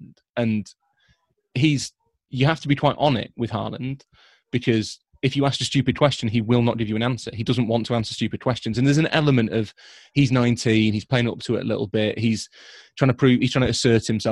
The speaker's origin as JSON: {"language": "English", "town": "Leeds", "region": "Yorkshire and the Humber", "country": "United Kingdom", "tie": "born or raised there", "said": "I am from Leeds"}